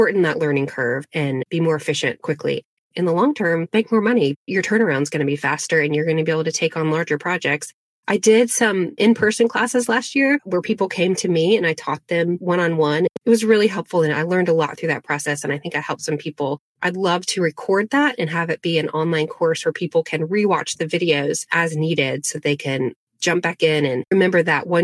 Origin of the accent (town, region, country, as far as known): Asheville, North Carolina, United States; born or raised there; also born or lived in Arden, North Carolina